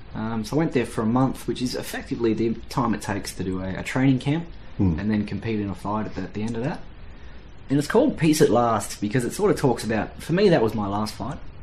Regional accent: Australia; being Australian

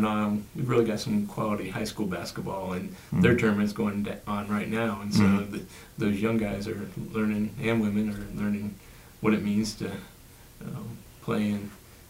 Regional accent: Dayton, Ohio, United States; growing up in Dayton and having teammates of different races

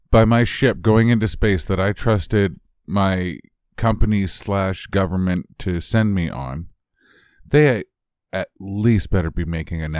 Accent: Canada; I'm Canadian.

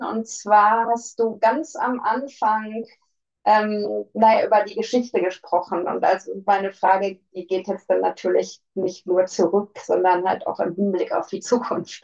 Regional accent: Ruhr area, North Rhine-Westphalia, Germany; Ich komme aus dem Ruhrgebiet

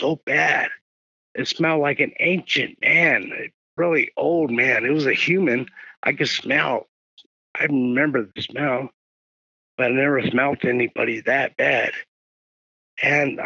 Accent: Los Angeles, California, United States; I was born and raised in South L.A., in Carson, Long Beach, Wilmington, San Pedro, Compton area.

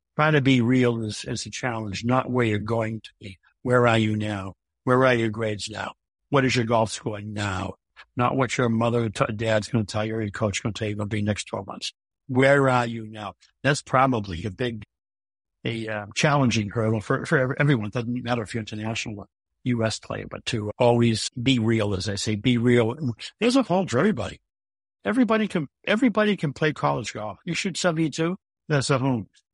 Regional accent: Millis, Massachusetts, United States; also born or lived in Gardner Street, Boston (Allston), Massachusetts; I grew up on Gardner Street, a three-decker on Gardner Street. There's no golf on Gardner Street. But when I was, when I was nine years old, my, my parents moved to Millis

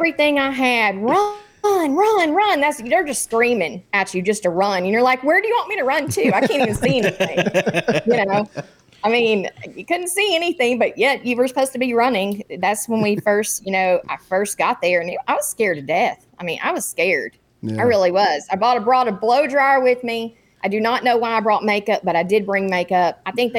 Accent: Texas, United States; moved away as an adult; also born or lived in Korea / Fort Bragg; I grew up in Texas

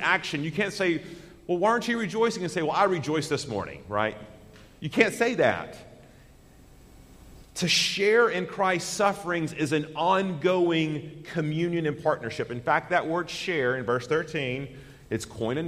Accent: United States; as an American citizen

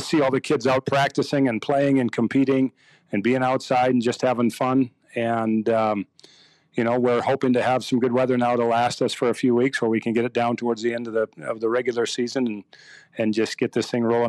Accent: Aberdeen, South Dakota, United States; moved away as an adult; also born or lived in Texas / Iowa; now in Minnesota, United States; I grew up in Aberdeen, South Dakota. And like every kid that grew up in South Dakota, you played something every season.

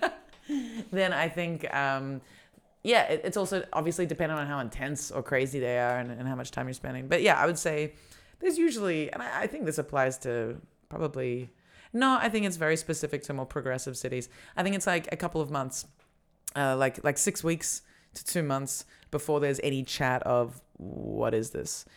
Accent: Australia; moved away as an adult; now in Berlin, Germany; we're both Australian

